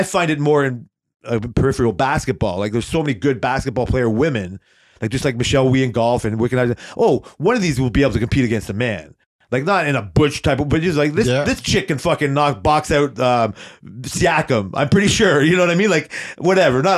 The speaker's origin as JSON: {"language": "English", "country": "Canada", "said": "We're Canadian."}